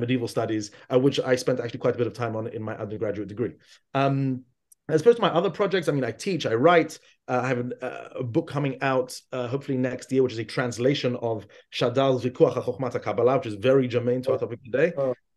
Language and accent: English; London, United Kingdom; moved away as an adult; also born or lived in Israel; I grew up in London